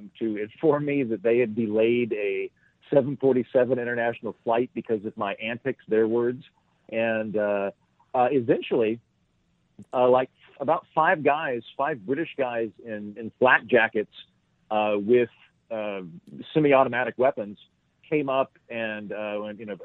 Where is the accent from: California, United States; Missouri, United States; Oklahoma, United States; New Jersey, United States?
Oklahoma, United States; also born or lived in Scotland; I'm from Oklahoma